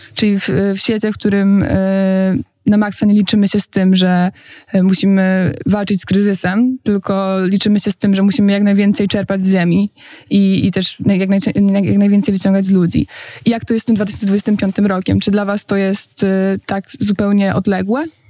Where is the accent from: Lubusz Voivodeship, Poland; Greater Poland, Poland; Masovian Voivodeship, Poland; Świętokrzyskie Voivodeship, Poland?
Greater Poland, Poland; Poznań; now in Warsaw, Poland